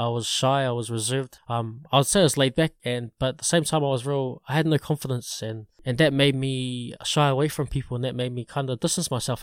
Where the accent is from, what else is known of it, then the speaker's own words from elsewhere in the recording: Porirua area, Wellington, New Zealand; I grew up in, in this place called Lyndon Inn Tower, which is right next to Porirua